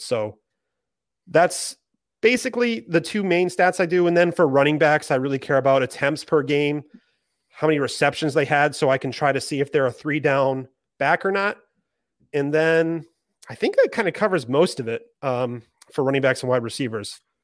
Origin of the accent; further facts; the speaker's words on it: Maine, United States; I'm from Maine